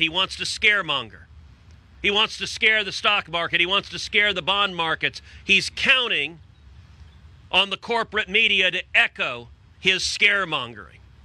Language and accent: English; Texas, United States; I'm from Texas